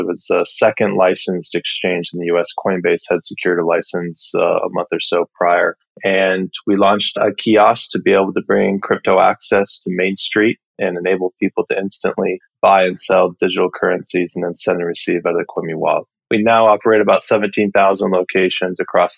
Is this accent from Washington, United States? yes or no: yes; Edmonds, Washington, United States; also born or lived in Salem, Oregon; I'm from Edmonds, Washington, just north of Seattle